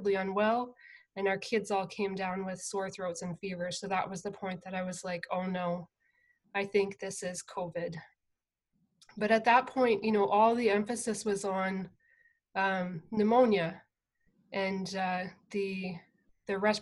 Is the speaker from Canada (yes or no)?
yes; near London, southern Ontario, Canada; I grew up on a farm in southern Ontario, about half an hour outside of London